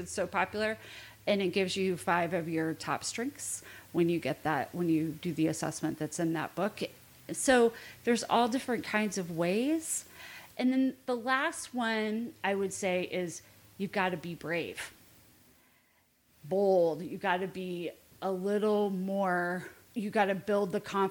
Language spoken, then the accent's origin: English; Indianapolis, Indiana, United States; I grew up in Indianapolis, big Catholic family, and went to Indiana University